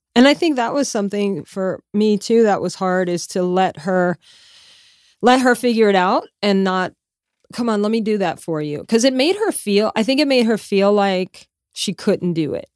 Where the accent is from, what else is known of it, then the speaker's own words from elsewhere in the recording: Louisiana, United States; I'm from Louisiana